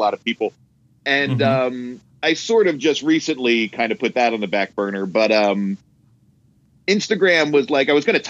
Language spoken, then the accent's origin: English; Hamburg, Pennsylvania, United States; also born or lived in Harrisburg, Pennsylvania; now in Los Angeles, United States; I was born in Harrisburg, but most of my time was spent in Hamburg, Pennsylvania, which is like a little town